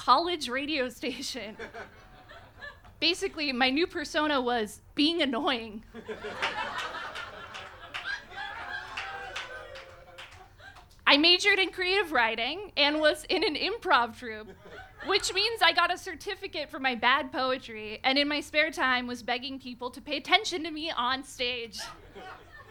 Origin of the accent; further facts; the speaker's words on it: Reno, Nevada, United States; moved away as an adult; also born or lived in San Francisco; After college, I moved from my hometown of Reno, Nevada to San Francisco.